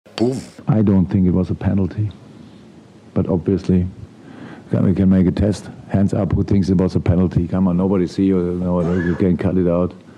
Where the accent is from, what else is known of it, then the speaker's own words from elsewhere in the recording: Black Forest, Baden-Württemberg, Germany; English is a second language; moved away as an adult; also born or lived in Mainz / Dortmund; now in Liverpool, United Kingdom; I came from Black Forest